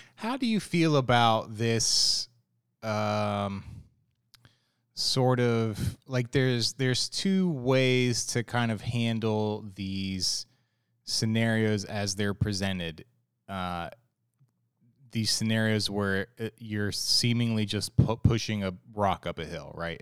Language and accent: English; Ohio, United States; moved away as an adult; also born or lived in South Florida; now in Virginia Beach, United States; I was born in Ohio. I lived there until I turned 18 and I moved out.